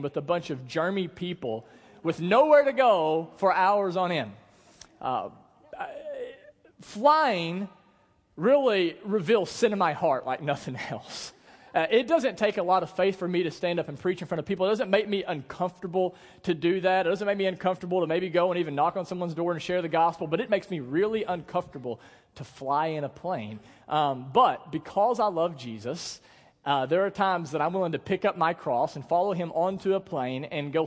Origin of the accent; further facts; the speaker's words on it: United States; we're from the Delta